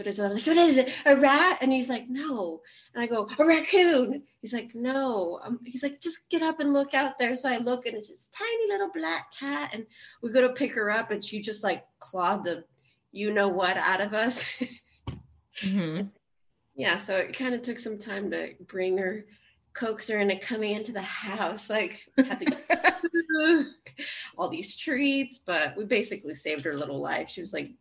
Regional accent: Austin, Texas, United States; also born or lived in Laredo, Texas; now in Florida, United States; I was born in Laredo, and then I grew up in Austin

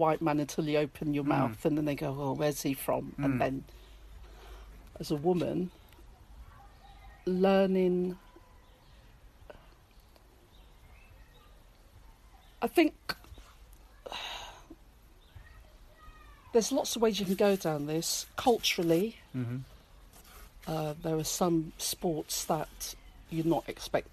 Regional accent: Peterborough, East of England, United Kingdom; moved away; also born or lived in Guildford; I grew up in a multi-racial town, Peterborough

